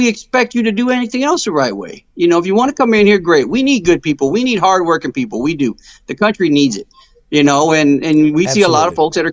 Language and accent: English; United States; I was born here and, you know, I'm an American